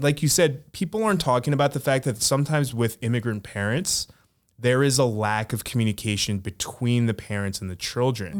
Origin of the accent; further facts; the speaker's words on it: United States; we grew up in America